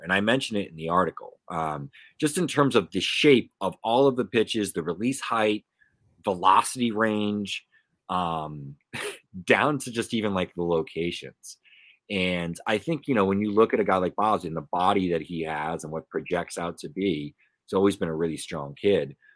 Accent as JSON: {"language": "English", "town": "Pawtucket", "region": "Rhode Island", "country": "United States", "tie": "born or raised there", "said": "I grew up around the Pawtucket Red Sox"}